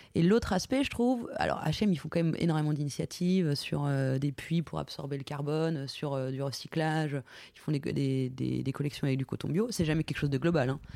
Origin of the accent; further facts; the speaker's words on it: Lorraine, Grand Est, France; je suis de Lorraine